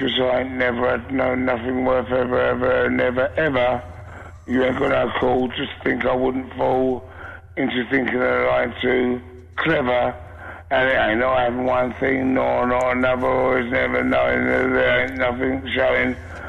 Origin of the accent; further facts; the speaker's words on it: East of England, United Kingdom; Can I say a quick joke? I'm from Essex, in case you couldn't tell.